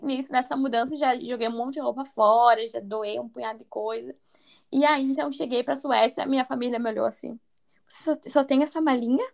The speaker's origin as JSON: {"language": "Portuguese", "region": "Rio Grande do Sul", "country": "Brazil", "said": "eu sou do sul do Brasil, eu sou de. Eu esqueci de falar essa parte, eu sou do Rio Grande do Sul"}